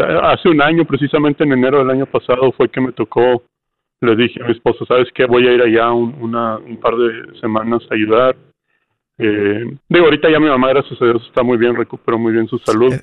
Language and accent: Spanish; Monterrey, Nuevo León, Mexico; moved away as an adult; now in Ann Arbor, United States; Soy de Monterrey.